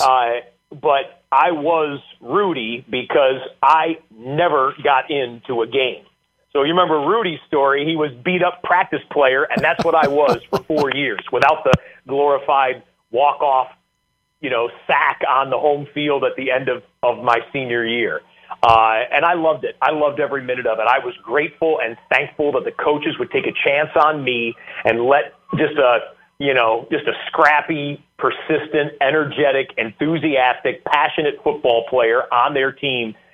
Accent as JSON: {"language": "English", "region": "Michigan", "country": "United States", "tie": "born or raised there", "also_born_or_lived": "Central New York", "moved": "as an adult", "said": "I grew up in Michigan"}